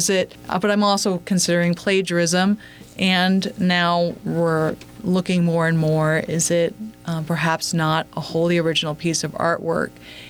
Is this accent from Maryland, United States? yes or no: no; Phoenix, Arizona, United States; also born or lived in New England; I grew up spending winters in New England and summers in Phoenix, Arizona. In the suburbs, both places.